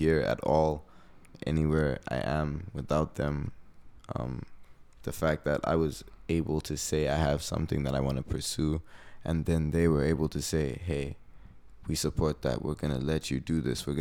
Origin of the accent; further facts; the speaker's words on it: Harare, Zimbabwe; moved away as an adult; now in United States; So I'm from Zimbabwe, Harare, Zimbabwe. That's in Africa, for people that don't know. It's in the southern hemisphere of Africa. Mm-hmm. Born and raised out there